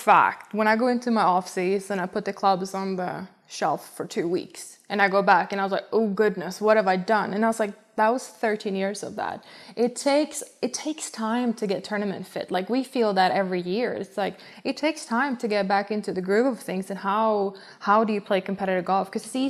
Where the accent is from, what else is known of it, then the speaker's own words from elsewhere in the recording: Sweden; I think, the distinction, like, the distinct seasons we have back home. Because when I was young, I put my clubs in the basement